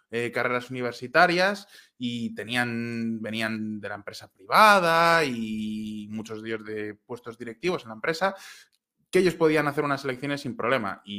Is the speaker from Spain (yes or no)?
yes; Spain; moved away as an adult; Yo me fui de España porque estaba desencantado con lo que estaba haciendo el PP en aquel momento.